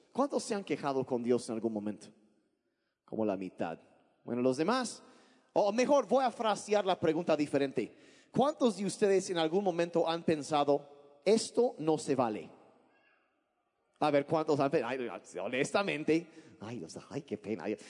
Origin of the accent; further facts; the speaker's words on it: Sonora, Mexico; now in Oaxaca, Mexico; yo crecí en Sonora, mis papás eran misioneros y crecía allá